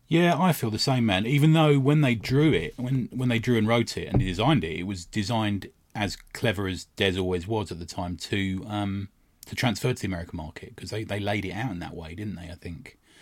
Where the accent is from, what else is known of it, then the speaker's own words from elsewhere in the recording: United Kingdom; we're British